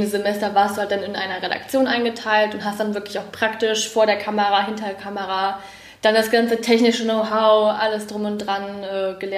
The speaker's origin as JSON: {"language": "German", "town": "Kassel", "region": "Hesse", "country": "Germany", "lives_now": "Iserlohn, Germany", "said": "Ich äh, komme nicht aus Iserlohn. Ich komme aus Kassel und ähm, ja, ich bin zum Studieren hierher gekommen"}